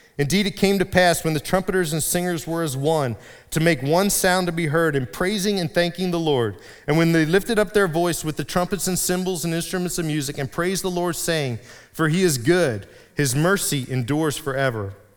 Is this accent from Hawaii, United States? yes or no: no; Reading, Pennsylvania, United States; I grew up in Reading, in Berks County